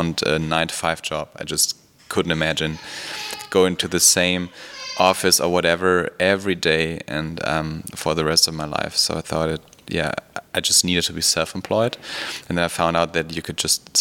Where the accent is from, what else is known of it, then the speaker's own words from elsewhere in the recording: western Germany, Germany; now in Berlin, Germany; born in Germany, in Western Germany, but now I live in Berlin